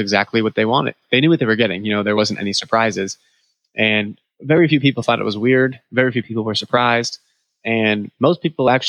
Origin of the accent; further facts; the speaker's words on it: New England, United States; moved away; I'm from New England